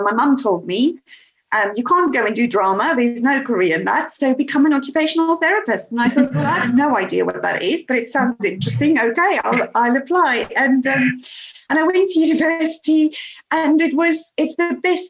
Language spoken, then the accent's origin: English; South Africa; moved away as an adult; now in United Kingdom; I was born in South Africa and went to school there, went to university, and I was in my early 20s when we came to the UK.